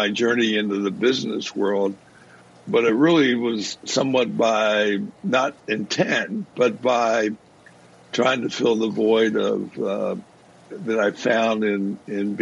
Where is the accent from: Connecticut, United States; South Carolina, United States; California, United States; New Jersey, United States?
New Jersey, United States; moved away; I grew up in South Jersey